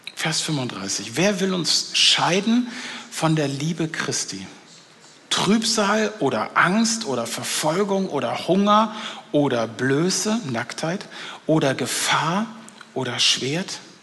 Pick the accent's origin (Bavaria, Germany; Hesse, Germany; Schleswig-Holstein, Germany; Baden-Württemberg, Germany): Schleswig-Holstein, Germany; North Frisia; Ich komme aus Nordfriesland, also ich komme von der dänischen Grenze.